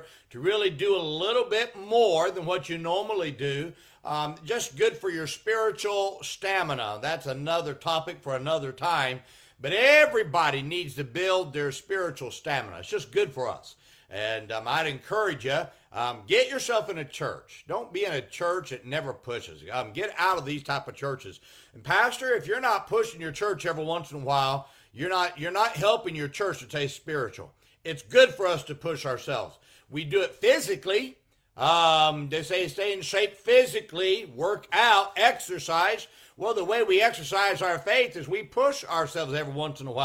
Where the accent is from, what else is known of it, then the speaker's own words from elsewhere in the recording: Chattanooga, Tennessee, United States; also born or lived in Conway, South Carolina; I was physically born on July 1st, around 9 p.m. at night in Chattanooga, Tennessee